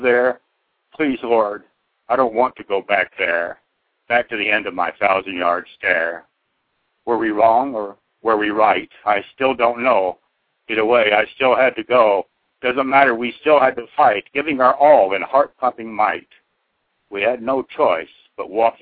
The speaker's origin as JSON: {"language": "English", "region": "Oklahoma", "country": "United States", "also_born_or_lived": "Southeast Idaho", "moved": "yes", "lives_now": "Idaho, United States", "said": "I'm from Oklahoma originally"}